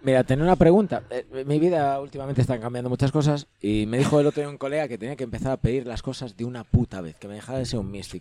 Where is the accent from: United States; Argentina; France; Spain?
Spain; Ourense, Galicia; yo soy de Orense